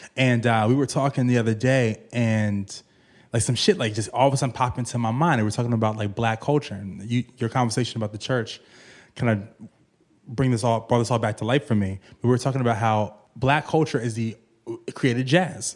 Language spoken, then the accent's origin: English; Virginia, United States; I'm right from Virginia